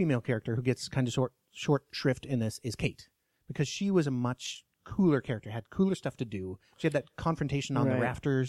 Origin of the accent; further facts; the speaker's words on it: Alaska, United States; accent: Alaskan; you can call me on my Alaskan accent anytime you want to.